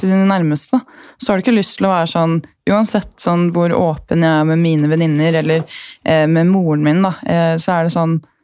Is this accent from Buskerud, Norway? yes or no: yes; Gol, Buskerud, Norway; moved away; Jeg er jo fra Gol med 4000 innbyggere